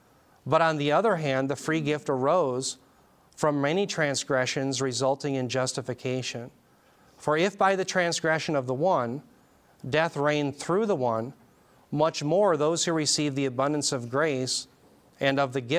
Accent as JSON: {"language": "English", "region": "Minnesota", "country": "United States", "said": "because it says Minnesota, and I'm from Minnesota"}